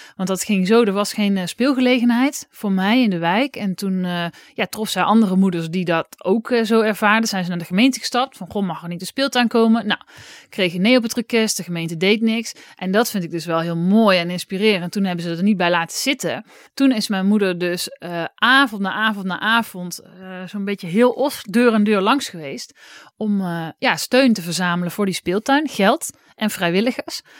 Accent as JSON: {"language": "Dutch", "town": "Oss", "region": "North Brabant", "country": "Netherlands", "tie": "born or raised there", "said": "in Os, waar ik vandaan kwam"}